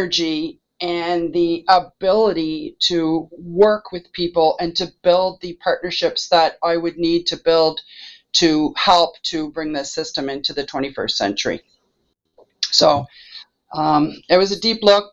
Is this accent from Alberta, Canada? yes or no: no; Halifax, Nova Scotia, Canada; I'm a hometown girl, born and bred in Halifax